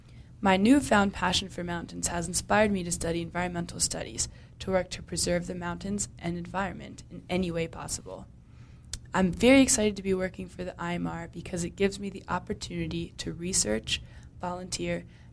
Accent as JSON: {"language": "English", "region": "Maryland", "country": "United States", "tie": "born or raised there", "moved": "as an adult", "lives_now": "Utah, United States", "said": "I grew up in Maryland, where there are not a lot of mountains."}